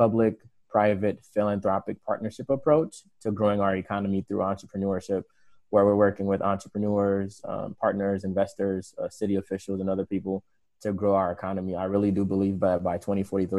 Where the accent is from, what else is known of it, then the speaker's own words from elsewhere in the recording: Tampa, Florida, United States; moved away as an adult; also born or lived in Haiti; now in Minneapolis, United States; I grew up mainly in Tampa, Florida